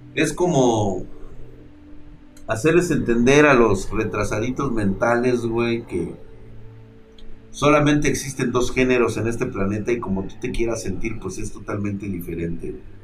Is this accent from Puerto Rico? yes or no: no; Mexico; a mis creencias y a mi cultura como mexicano